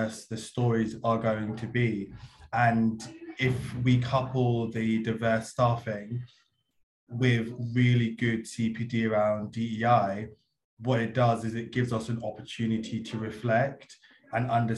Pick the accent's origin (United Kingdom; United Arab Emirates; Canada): United Kingdom; London; currently also London raised and in a school in London at the moment